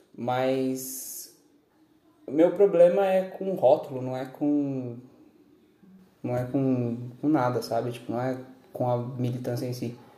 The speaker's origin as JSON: {"language": "Portuguese", "country": "Brazil", "said": "Eu ainda sou brasileiro, eu vou ser brasileiro"}